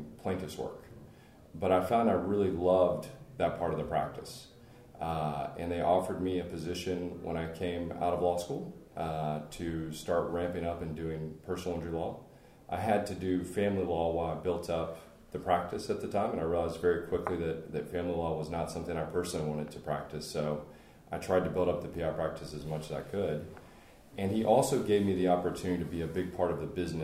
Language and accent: English; Longview, Texas, United States; I'm originally from East Texas, grew up in Longview, which is, for those of you not from Texas, about 45 miles west of the Louisiana border